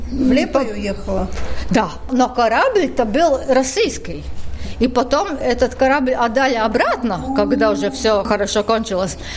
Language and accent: Russian; Riga, Latvia; Ну, я, как я вообще из Риги в музей с собакой, ну да, да, да вы что?